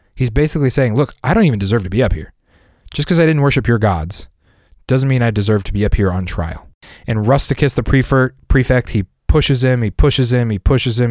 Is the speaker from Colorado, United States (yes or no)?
yes; Lakewood, Colorado, United States; I grew up in Lakewood, Colorado.